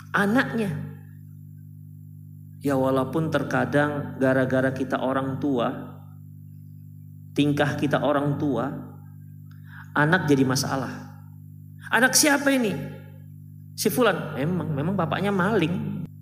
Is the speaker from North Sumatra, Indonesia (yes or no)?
yes; Medan, North Sumatra, Indonesia; born there; Eh saya nggak orang Batak ya, jangan dikira saya sedang membela orang Batak. Saya itu orang Minang, cuman lahir di Medan.